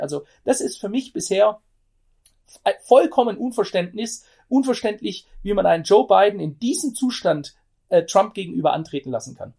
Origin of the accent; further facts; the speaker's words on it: Germany; ich bin selber Deutscher, ich bin kein Amerikaner